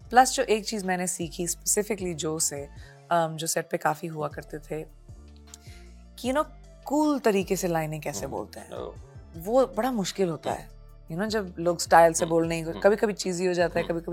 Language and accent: Hindi; Punjab, India; देखिए मैं पंजाबी हूँ